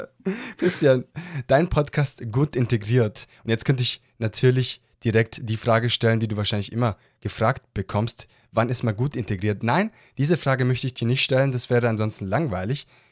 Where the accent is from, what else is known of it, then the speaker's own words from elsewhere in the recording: Southern Germany, Germany; aus Süddeutschland